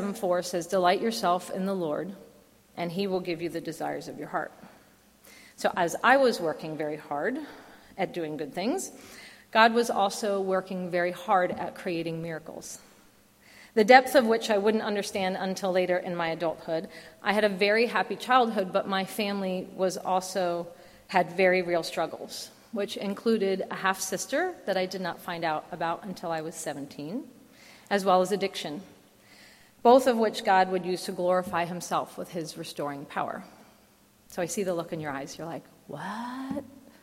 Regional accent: New Jersey, United States; moved away; I grew up in the Garden State part of New Jersey, where there does in fact exist a very rural area

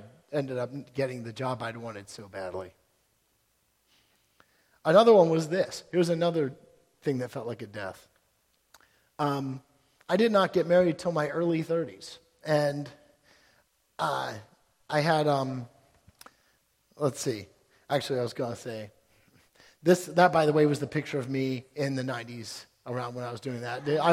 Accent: Towson, Maryland, United States; I grew up in West Towson

